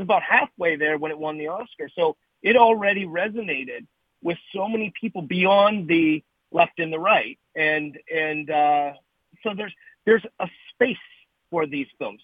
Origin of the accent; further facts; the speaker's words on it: Canada; moved away as an adult; also born or lived in Hollywood, California; now in Los Angeles, United States; I've lived now in in Hollywood for 28 years. It, you know, I'm a Canadian kid who came down here